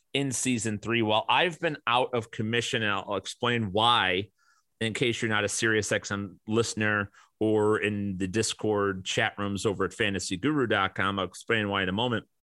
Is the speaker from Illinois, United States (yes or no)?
yes; Chicago, Illinois, United States; growing up in Chicago and my father and mo-, mother, both who've passed away